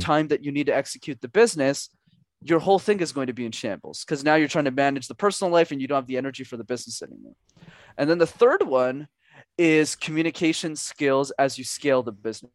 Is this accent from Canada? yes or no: yes; Montreal, Quebec, Canada; growing up in Montreal